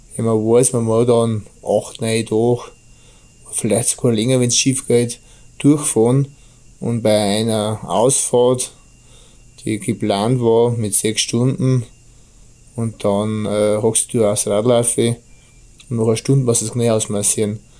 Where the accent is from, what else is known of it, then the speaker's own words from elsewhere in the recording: Bavaria, Germany; accent: Bavarian; mein bayerischer Dialekt